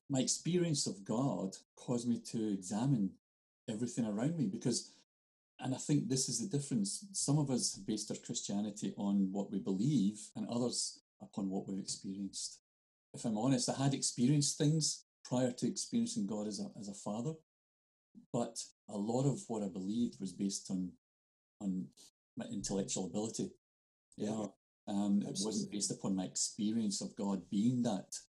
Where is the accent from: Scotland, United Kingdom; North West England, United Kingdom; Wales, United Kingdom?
Scotland, United Kingdom; I'm Scottish.